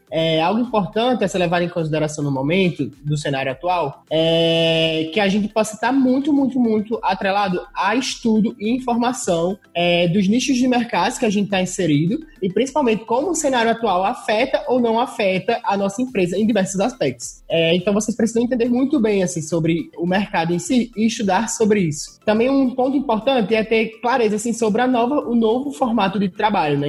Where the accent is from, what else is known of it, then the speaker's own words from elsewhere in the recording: interior of Rio Grande do Norte, Brazil; eu sou potiguar, sou lá do interior do Rio Grande do Norte.